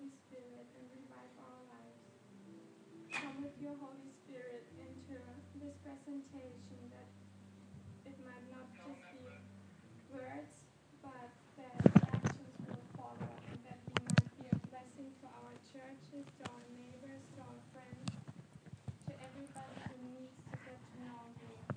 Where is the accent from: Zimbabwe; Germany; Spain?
Germany; English is a second language; moved away as an adult; now in Switzerland; it's not my native language. I'm from Germany